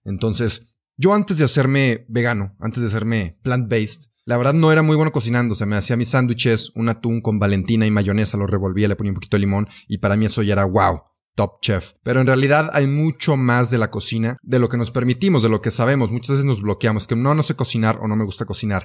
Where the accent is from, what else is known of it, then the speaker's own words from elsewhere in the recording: Mexico; yo soy mexicano